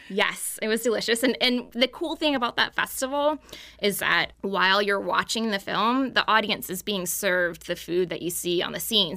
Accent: Texas, United States; now in Maryland, United States; I grew up in Texas

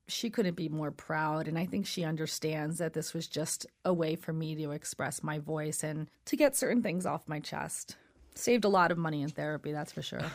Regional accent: New York City, New York, United States; Brooklyn's my hometown

